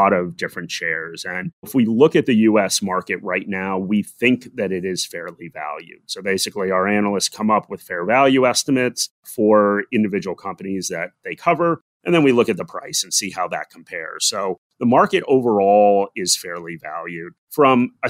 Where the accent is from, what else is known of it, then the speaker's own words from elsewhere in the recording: United States; moved away as an adult; now in Australia; So despite my accent, I am American. I am living in Australia right now.